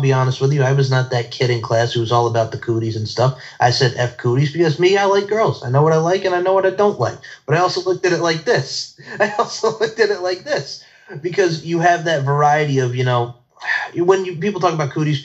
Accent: Islip Terrace, New York, United States; So I grew up Islip Terrace, New York, East Islip

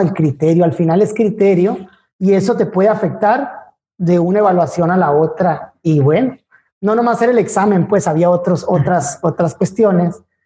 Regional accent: Ciudad Obregón, Sonora, Mexico; also born or lived in Hermosillo; yo soy de Ciudad Obregón

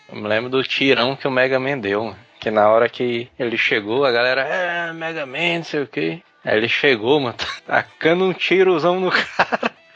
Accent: Ceará, Brazil; é feito totalmente por cearenses

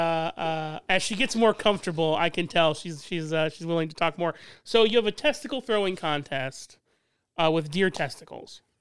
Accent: Indianapolis, Indiana, United States; also born or lived in Pendleton, Indiana; I'm from I, Indianapolis

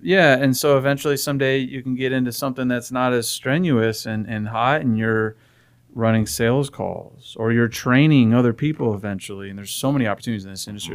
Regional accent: Phoenix, Arizona, United States; I was born and raised in Phoenix

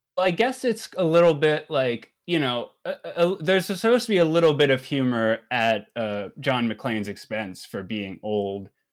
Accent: Maryland, United States; I was born and raised in Maryland

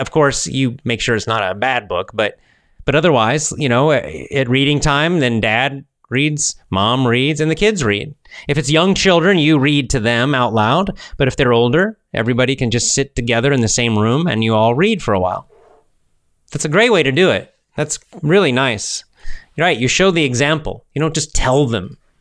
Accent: Georgia, United States; That's my home state. I'm a Georgia boy. I grew up in Georgia

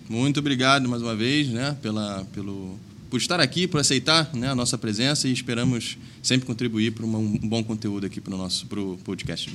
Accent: Rio de Janeiro, Brazil; moved away as an adult; now in Blumenau, Brazil; sou carioca

